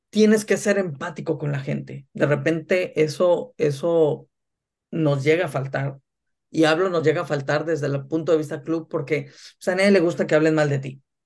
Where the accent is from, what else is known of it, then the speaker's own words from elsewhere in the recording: Ciudad Mante, Tamaulipas, Mexico; moved away as an adult; also born or lived in Monterrey / Tampico; now in Germany; asesoraba al equipo de mi ciudad natal, este, que en ese entonces eran los Jaguares de Ciudad Mante